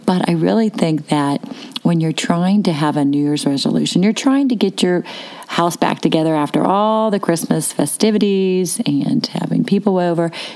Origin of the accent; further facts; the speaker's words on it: Pittsburgh, Pennsylvania, United States; I was from Pittsburgh because I'm talking fast